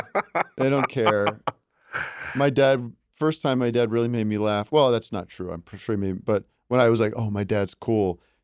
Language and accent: English; Allentown, Pennsylvania, United States; I grew up in Allentown, Pennsylvania, and the restaurant that we would go to was a restaurant called the Brass Rail